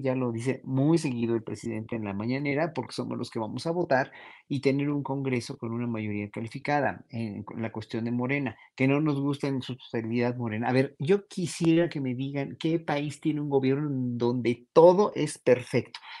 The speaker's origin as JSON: {"language": "Spanish", "country": "Mexico", "said": "nosotros, pueblo mexicano"}